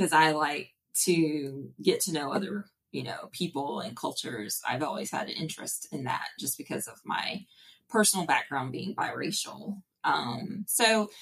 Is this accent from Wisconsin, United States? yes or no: no; Beaumont, Texas, United States; moved away as an adult; also born or lived in Durham, North Carolina; now in Taiwan; I grew up in Beaumont, Texas, okay, which is east of Houston